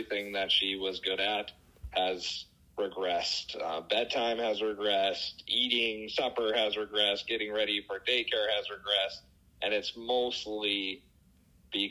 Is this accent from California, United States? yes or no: no; Beulah, North Dakota, United States; also born or lived in Fargo, North Dakota / Moorhead, Minnesota; I'm originally from Beulah, Dakota. That's a western small town in North Dakota.